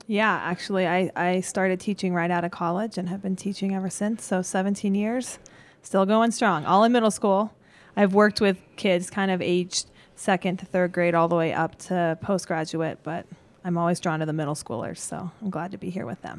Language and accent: English; Gypsum, Colorado, United States; also born or lived in Glenwood Springs, Colorado; I grew up in Eagle Gypsum, Sweetwater area